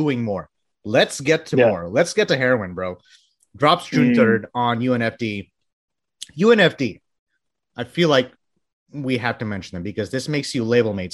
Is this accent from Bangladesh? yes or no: yes; Bangladesh; moved away; I was born in Bangladesh